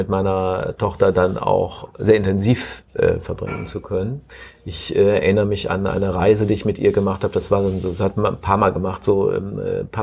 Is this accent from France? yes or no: no; Cologne, North Rhine-Westphalia, Germany; gebürtiger Kölner, sagte ich eben, ne?